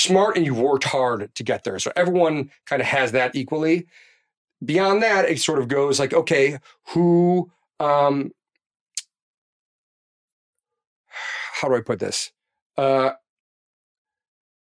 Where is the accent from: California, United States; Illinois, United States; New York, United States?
Illinois, United States; Chicago; I'm from Chicago